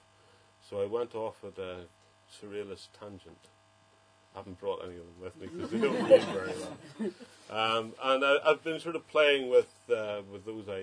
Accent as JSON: {"language": "English", "town": "Enniskillen", "region": "Northern Ireland", "country": "United Kingdom", "tie": "born or raised there", "said": "Enniskillen, when I was growing up there, was quite a nice place to grow up."}